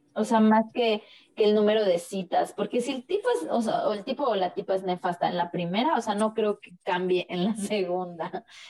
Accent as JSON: {"language": "Spanish", "country": "Mexico", "said": "como mexicanos"}